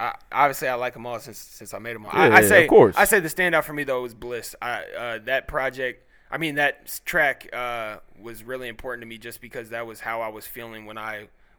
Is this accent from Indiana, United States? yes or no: yes; Indianapolis, Indiana, United States; as a Midwest kid really inspired Delaware. So the meaning behind the project is Delaware was the street I was born on in Indy.